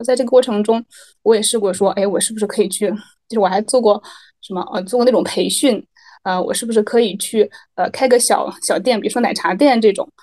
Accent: the North, northern China, China; moved away as an adult; now in Malaysia; 我是北方人

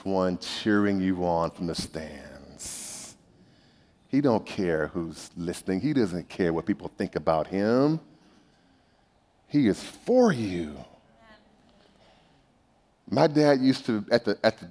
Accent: Bakersfield, California, United States; I grew up in Bakersfield

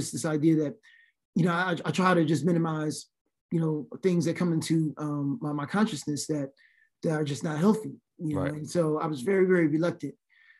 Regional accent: Philadelphia, Pennsylvania, United States; I'm from Philly.

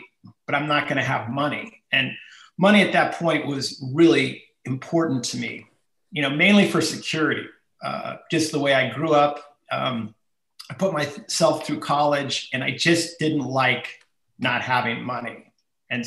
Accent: Chico, California, United States; I actually was born and raised in Chico, so it's a local ski hill

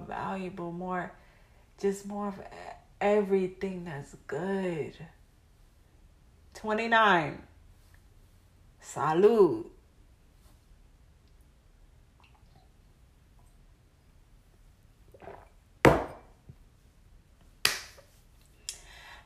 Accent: United States; as an American people

